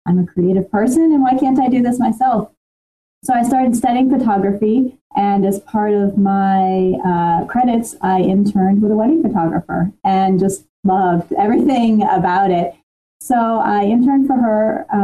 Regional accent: New Jersey, United States; moved away as an adult; also born or lived in Washington, D.C.; I grew up in New Jersey

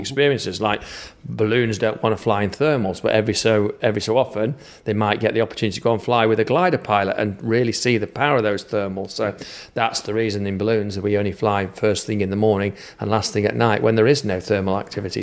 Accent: Manchester, North West England, United Kingdom; accent: Manchester; this accent is Manchester accent from the U K, so Northern England is where this accent's from

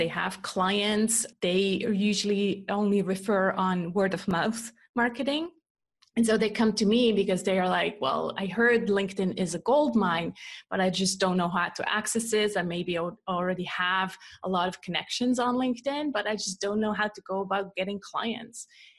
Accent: Switzerland; English is a second language; also born or lived in California, United States; No, I'm actually born and raised in Switzerland. I'm just a copycat with accents. And so I copy my husband's accent, who's from Canada.

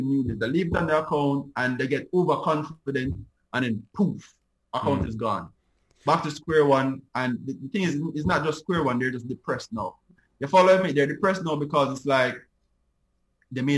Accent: Jamaica; Me as a Jamaican

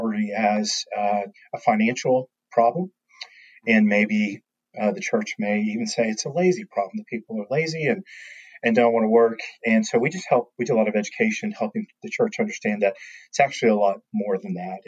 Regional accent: Florida, United States; now in Nashville, United States; I grew up in Florida with hurricanes

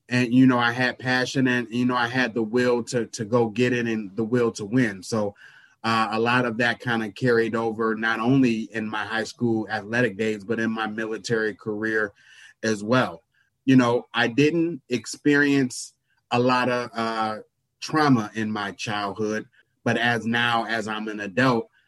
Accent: Chicago Heights, Illinois, United States; now in Milwaukee, United States; I am from East Chicago, Indiana. Shortly after uh, my third or fourth birthday, my parents moved to Chicago Heights, Illinois, and that's where I grew up.

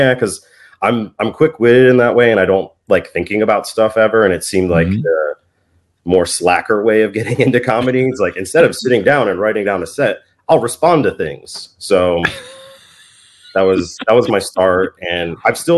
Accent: Vienna, Virginia, United States; moved away; my hometown, Vienna, VA

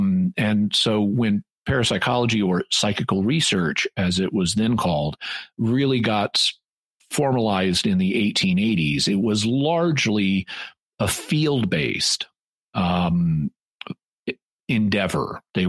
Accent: Fayetteville, Arkansas, United States; This is my home. I'm back in my hometown of Fayetteville, Arkansas.

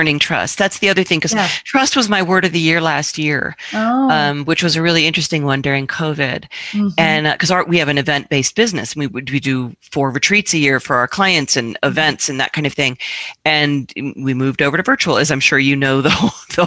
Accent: Washington, District of Columbia, United States; moved away; I grew up in Washington, D.C.

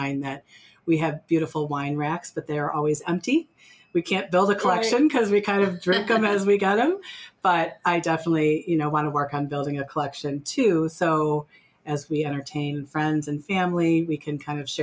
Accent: Glenview, Illinois, United States; moved away as an adult; now in Lake Geneva area, United States; I grew up in Glenview

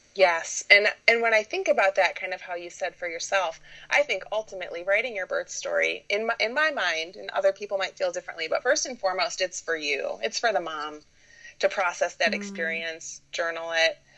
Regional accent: Michigan, United States; I was born and raised in Michigan, been here pretty much my whole life

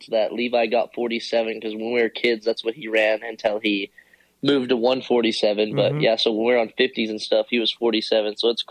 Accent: Eugene, Oregon, United States; I grew up in Oregon, near Eugene

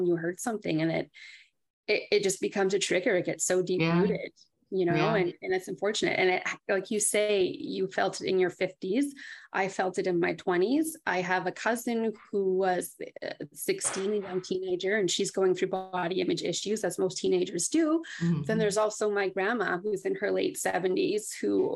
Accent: Thunder Bay, Ontario, Canada; moved away as an adult; now in Ottawa, Canada; Originally, I'm from Thunder Bay, Ontario

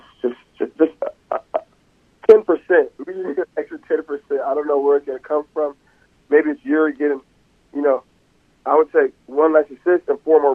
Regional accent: Seattle, Washington, United States; moved away; I'm from Seattle

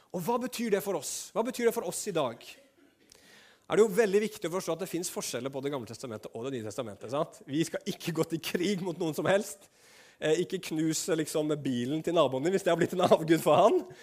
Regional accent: Norway; nordmenn som vi var

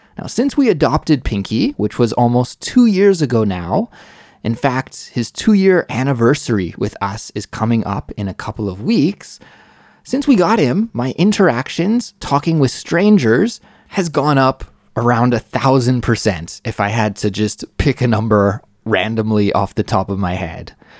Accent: Western Canada, Canada; moved away as an adult; also born or lived in Mississauga, Ontario; now in South Korea; I only lived in Mississauga for a few years before my family moved to Western Canada

